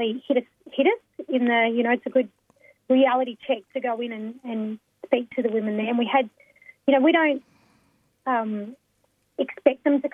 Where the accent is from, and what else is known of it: Melbourne, Victoria, Australia